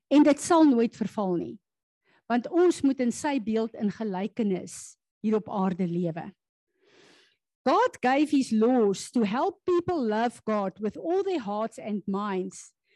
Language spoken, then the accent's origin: Afrikaans; South Africa; as Suid-Afrikaners